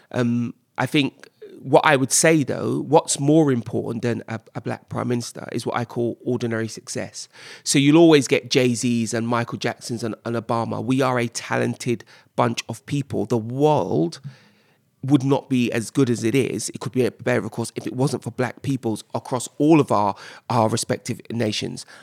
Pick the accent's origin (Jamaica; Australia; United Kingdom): Jamaica; I mean, I'm Jamaican, I, I, get it